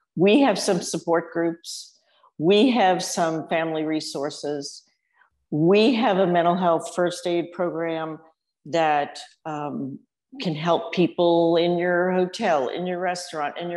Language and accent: English; New Orleans, Louisiana, United States; moved away as an adult; also born or lived in Austin, Texas; I grew up in New Orleans and I went to Texas for too long and moved back